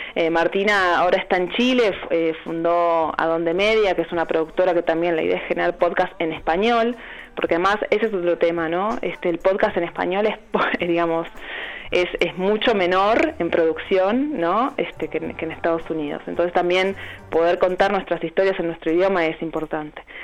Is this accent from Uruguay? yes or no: yes; Uruguay; moved away as an adult; now in Argentina; yo soy uruguaya y hace siete años que estoy viviendo acá